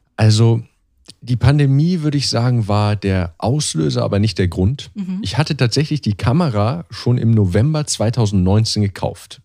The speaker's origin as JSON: {"language": "German", "country": "Germany", "moved": "yes", "said": "als Deutscher"}